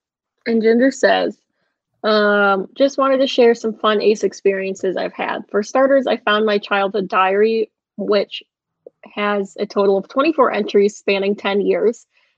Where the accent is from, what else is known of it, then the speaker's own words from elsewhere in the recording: Canada; I have two cats and a bunny, and I'm Canadian, so a green card is on the table.